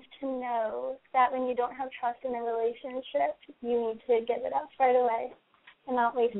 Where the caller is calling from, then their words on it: Massachusetts, United States; I'm calling from Massachusetts.